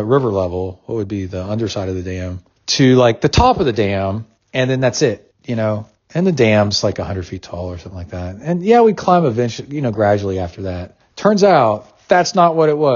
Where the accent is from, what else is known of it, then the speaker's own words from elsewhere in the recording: Tennessee, United States; moved away; I grew up in Tennessee on Watts Bar Lake.